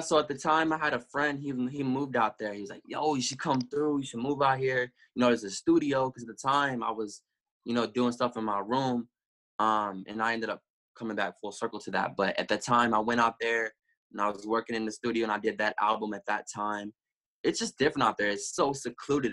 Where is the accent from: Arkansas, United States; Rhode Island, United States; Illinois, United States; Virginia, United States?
Arkansas, United States; Little Rock; also born or lived in Denton, Texas; I was born in Denton, but when I was six months old, I moved to Little Rock